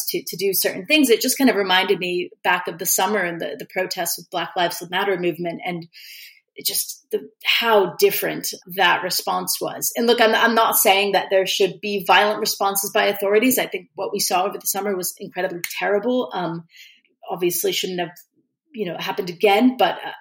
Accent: United States; As an American

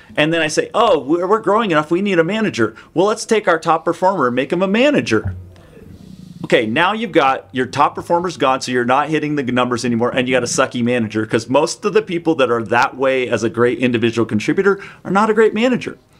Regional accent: Seattle, Washington, United States; I grew up in the Seattle area

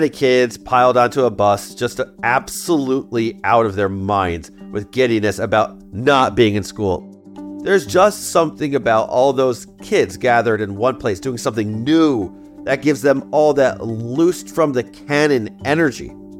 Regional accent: United States; also born or lived in Baltimore, Maryland / South Florida; I'm an American. My country's been at war for most of my adult life.

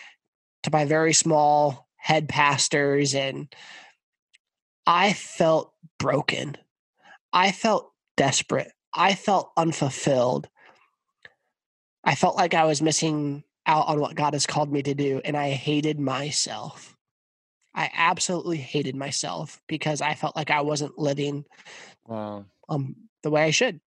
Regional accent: Hays, Kansas, United States; I grew up in Hayes, Kansas

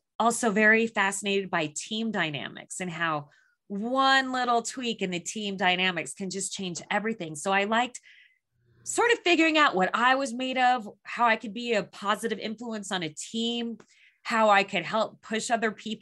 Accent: Phoenix, Arizona, United States; I was born and raised in Phoenix, Arizona.

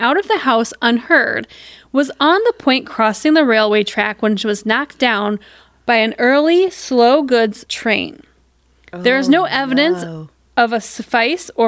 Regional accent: United States; us being American

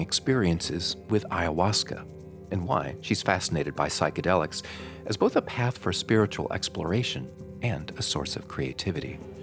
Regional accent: Madison, Wisconsin, United States; my hometown of Madison

